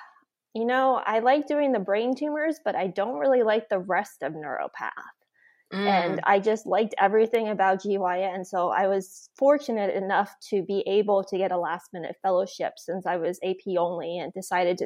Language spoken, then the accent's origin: English; Florida, United States; I grew up in Florida and spent most of my childhood time in Florida